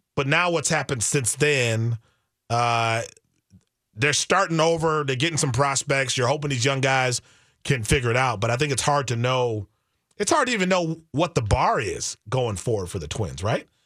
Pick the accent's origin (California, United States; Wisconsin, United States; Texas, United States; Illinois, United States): Wisconsin, United States; I'm from Wisconsin